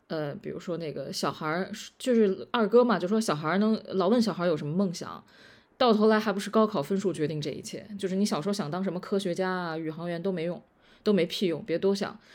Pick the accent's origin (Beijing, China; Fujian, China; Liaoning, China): Beijing, China; 我作为北京人